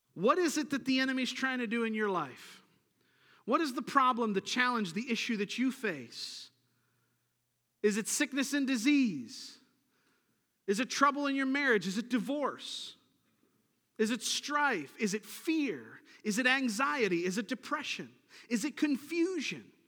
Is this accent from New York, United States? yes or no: yes; Niagara Falls, New York, United States; I grew up in Niagara Falls, New York, and, uh, grew up on the Niagara River